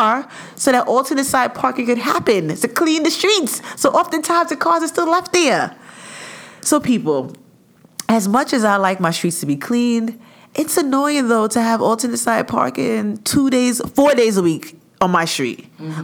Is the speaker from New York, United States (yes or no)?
yes; New York City, New York, United States; I came from Canarsie. Big up Canarsie. That's where I, you know, I rested my head most of my my life